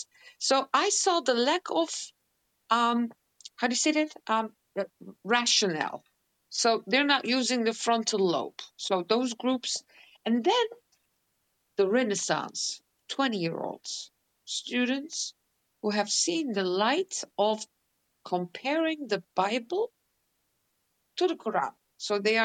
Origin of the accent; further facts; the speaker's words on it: Netherlands; I'm born and raised in Holland